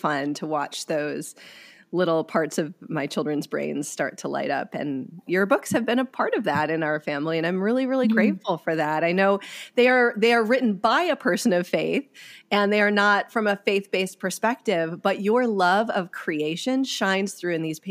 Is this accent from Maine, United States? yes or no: no; Wisconsin, United States; now in California, United States; I grew up in Wisconsin